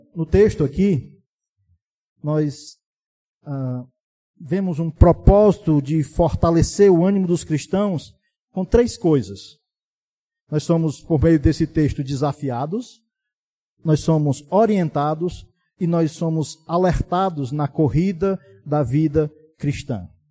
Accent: Brazil; sermos brasileiros

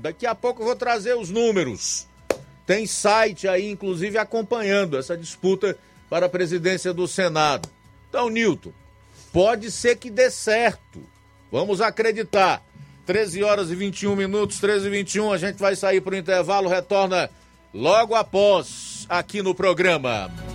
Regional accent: Ceará, Brazil; nós, como cearenses, que amamos a democracia

